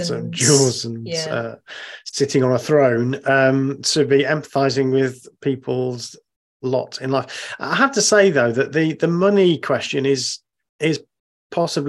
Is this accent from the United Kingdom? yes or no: yes; United Kingdom; as a British person